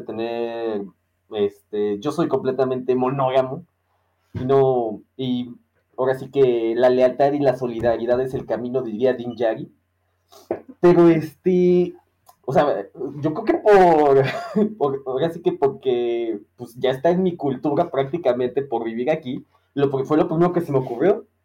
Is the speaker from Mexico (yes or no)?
yes; Mexico; como mexicano